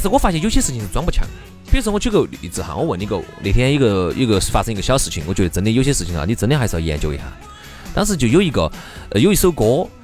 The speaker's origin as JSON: {"language": "Chinese", "town": "Chengdu", "region": "Sichuan", "country": "China", "accent": "Chengdu dialect", "said": "我们成都话就出来装蒜"}